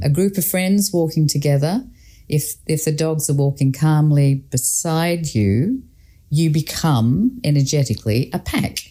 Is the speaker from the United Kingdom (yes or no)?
yes; Scotland, United Kingdom; I grew up in Scotland